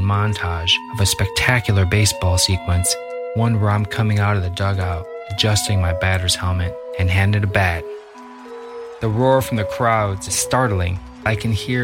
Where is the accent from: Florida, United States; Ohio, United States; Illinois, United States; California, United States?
Illinois, United States; Libertyville; I grew up in Libertyville, Illinois, which is about 35, 40 miles north of the city of Chicago.